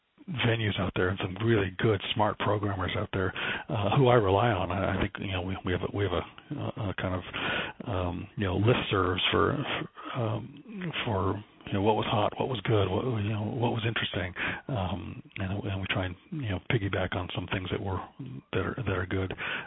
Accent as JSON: {"language": "English", "country": "Canada", "said": "speaking as a Canadian, but speaking as you know, American with an American hat on, this is our music"}